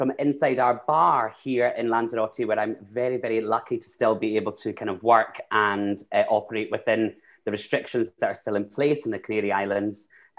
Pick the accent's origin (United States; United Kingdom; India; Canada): United Kingdom; Glasgow, Scotland; also born or lived in London; Yeah, I am originally from Glasgow. I no longer, people would say I don't have a Glaswegian accent anymore, but that's just from living in London for a long time and kind of developing a voice.